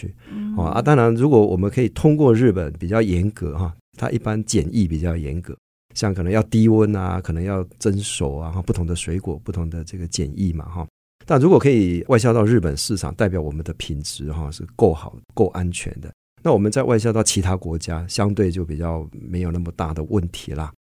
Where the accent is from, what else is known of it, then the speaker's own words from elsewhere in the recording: Hualien County, Taiwan; 我老家是花莲哈